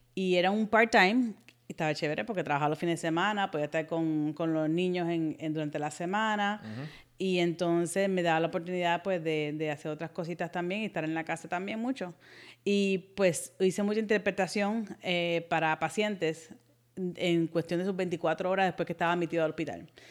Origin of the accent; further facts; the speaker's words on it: Puerto Rico; accent: un poquito de acento cubano; moved away; also born or lived in United States; Nací en Estados Unidos, pero me crié en Puerto Rico, mis papás son puertorriqueños, y me considero puertorriqueña